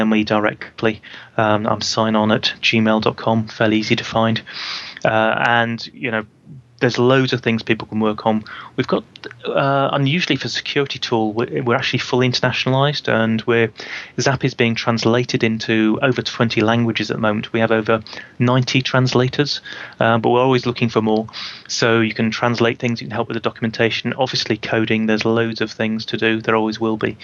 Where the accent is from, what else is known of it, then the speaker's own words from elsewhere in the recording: United Kingdom; I'm a Brit